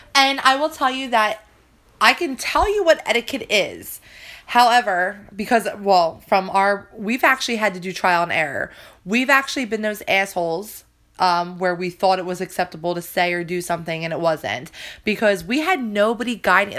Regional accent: New Jersey, United States; accent: Jersey; it's my Jersey accent.

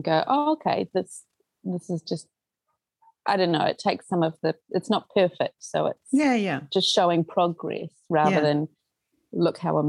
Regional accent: New Zealand; born or raised there; also born or lived in Auckland / Tauranga

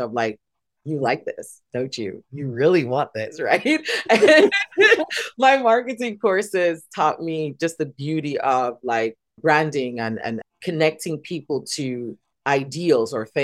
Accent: Saint Mary, Jamaica; moved away as an adult; also born or lived in Tochigi, Japan; now in Tokyo, Japan; I'm from St. Mary. Right. I'm from the countryside

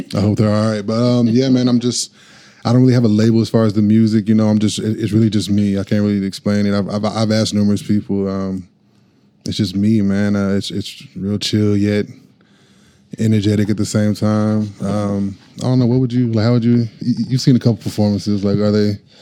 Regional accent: Norman, Oklahoma, United States; I am from Norman. Yes, ma'am. born and raised.

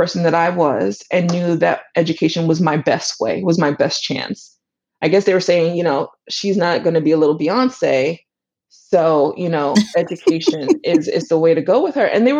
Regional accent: New York City, New York, United States; also born or lived in Brooklyn; born and raised in the Bronx. You know, I live in Brooklyn now

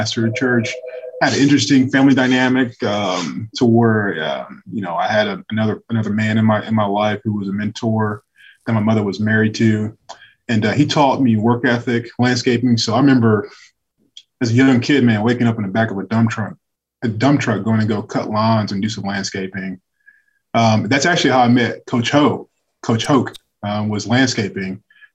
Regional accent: Muncie, Indiana, United States; I'm from Delaware County, a little Muncie, Indiana

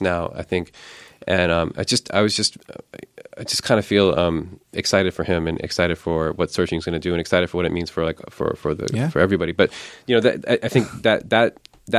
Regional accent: California, United States; also born or lived in New York / India; growing up in America

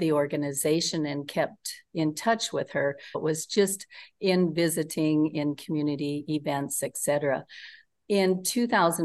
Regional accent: Northeast Nebraska, United States; I'm from Northeast Nebraska. I grew up on a farm with six brothers

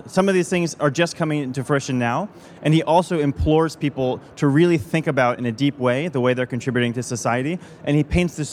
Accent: United States; my home country, the United States

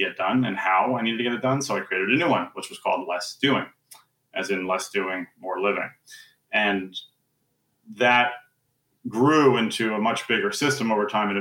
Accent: New York City, New York, United States; now in Princeton, United States; I am currently in Princeton, New Jersey, although I am from New York City originally

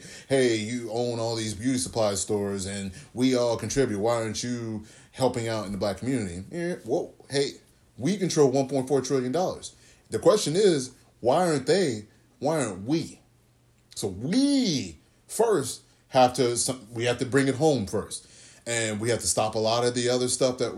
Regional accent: Texas, United States; also born or lived in California; I grew up in the South, my dad's family is from Mississippi.

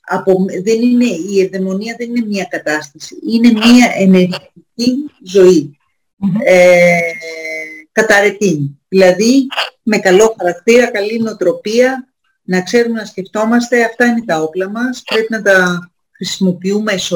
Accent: Greece; Και να είμαστε Έλληνες και να μην ε, ξέρουμε τι είπε ο πιο σημαντικός φιλόσοφος.

